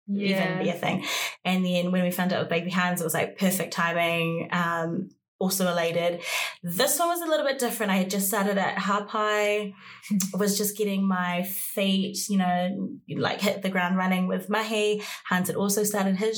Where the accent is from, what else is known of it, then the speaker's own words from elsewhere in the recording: Auckland, New Zealand; I am from Kelston. I've grew up in West Auckland, and I am Samoan Māori